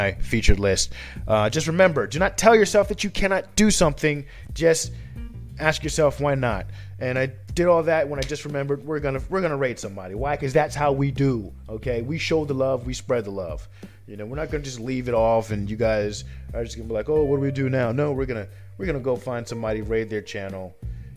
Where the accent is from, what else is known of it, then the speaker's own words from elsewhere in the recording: New Jersey, United States; now in Indiana, United States; we're originally from Jersey, but now we're in Indiana